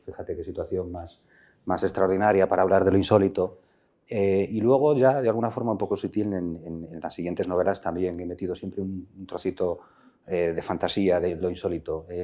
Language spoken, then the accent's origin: Spanish; Villarejo de Órbigo, Castile and León, Spain; mi pueblo, Villarejo